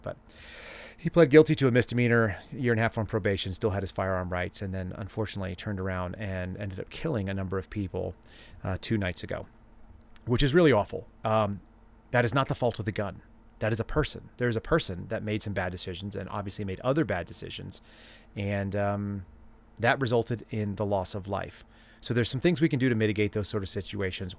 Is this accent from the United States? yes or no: yes; Dallas, Texas, United States; when I was a kid, I grew up in Dallas